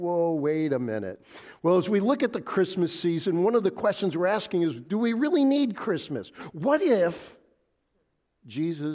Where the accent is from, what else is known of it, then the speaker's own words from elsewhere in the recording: Wheeling, Illinois, United States; I grew up in Wheeling, just a little bit east of here